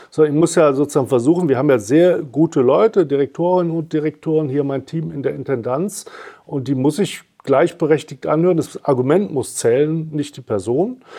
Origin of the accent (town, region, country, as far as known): Cologne, North Rhine-Westphalia, Germany; now in Hamburg, Germany